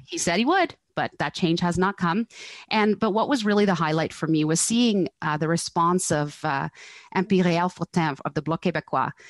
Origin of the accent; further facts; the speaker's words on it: Netherlands; now in Canada; I grew up in Holland